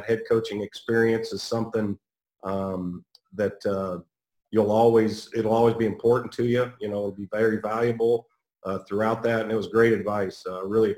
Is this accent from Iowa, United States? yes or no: yes; Iowa, United States; I'm from Iowa